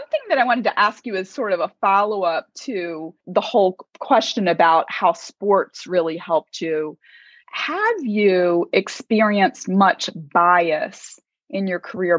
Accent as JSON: {"language": "English", "country": "United States", "said": "And of course, I'm American too."}